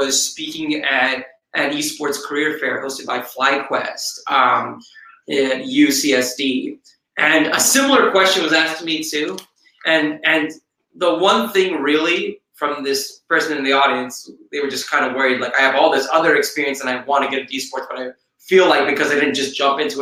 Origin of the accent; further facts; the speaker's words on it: Dallas, Texas, United States; The first show I worked on was Dallas. And that was awesome because it was in my hometown